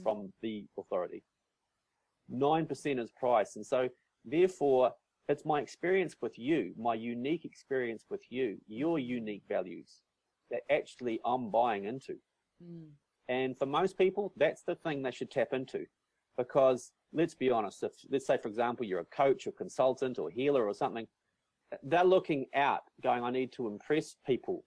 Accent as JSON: {"language": "English", "region": "North Island of New Zealand", "country": "New Zealand", "also_born_or_lived": "Christchurch, New Zealand / South Island, New Zealand", "moved": "yes", "said": "I moved from Christchurch up to the North Island of New Zealand, where I'm originally mm. from"}